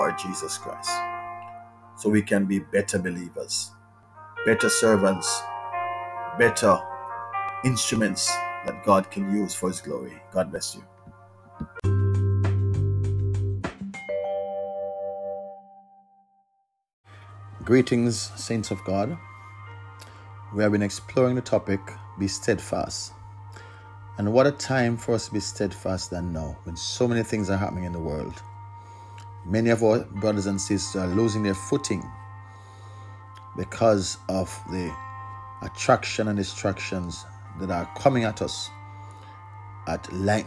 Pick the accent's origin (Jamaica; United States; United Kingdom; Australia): Jamaica; we celebrate what we call Emancipation Day in Jamaica. We celebrate Independence Day, when we are free from British control